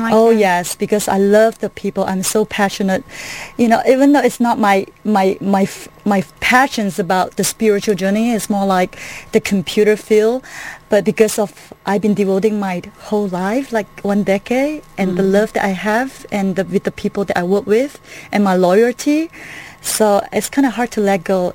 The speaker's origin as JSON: {"language": "English", "region": "Kuala Lumpur", "country": "Malaysia", "moved": "as an adult", "lives_now": "United States", "said": "originally from Kuala Lumpur, Malaysia"}